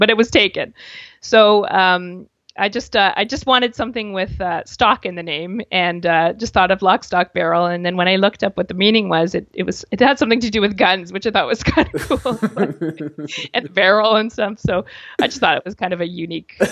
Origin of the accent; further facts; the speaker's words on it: Canada; being a Canadian